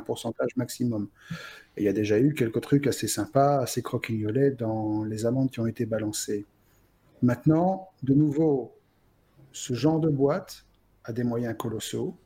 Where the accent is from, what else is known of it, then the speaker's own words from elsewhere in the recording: Belgium; chez nous en Belgique